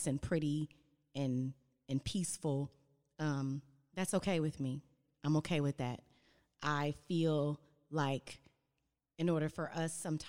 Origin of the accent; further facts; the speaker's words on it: Los Angeles, California, United States; I grew up in Watts and Compton area